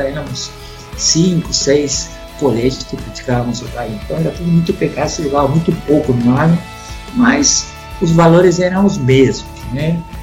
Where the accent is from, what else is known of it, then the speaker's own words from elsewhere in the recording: Concepción, Biobío, Chile; Portuguese is a second language; moved away as an adult; also born or lived in Belo Horizonte, Brazil / Espírito Santo, Brazil; now in Brazil; Eu sou do sul do Chile, é o terceiro polo mais importante do rugby nacional, né? na cidade de Concepción, uma cidade industrial. Né? E eu nasci na cidade de Concepción